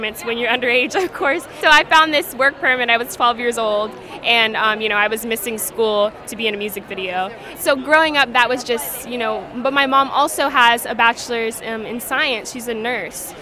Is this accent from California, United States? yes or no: yes; Los Angeles, California, United States; I'm from Los Angeles.